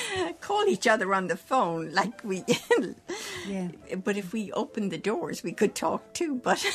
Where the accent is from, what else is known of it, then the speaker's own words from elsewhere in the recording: Cork, Munster, Ireland; now in New York City, United States; I'm from Cork City